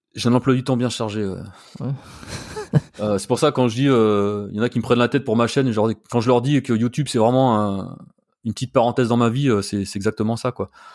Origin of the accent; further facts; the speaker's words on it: Burgundy, Bourgogne-Franche-Comté, France; now in Paris, France; je suis originaire de Bourgogne